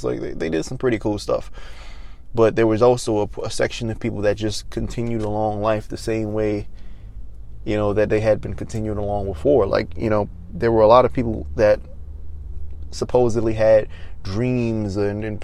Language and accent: English; Maryland, United States; moved away; my home state, Maryland, which I don't live in Maryland anymore